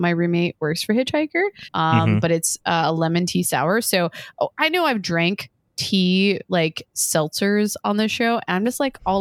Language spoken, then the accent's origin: English; Western New York, United States; moved away; I'm from Western New York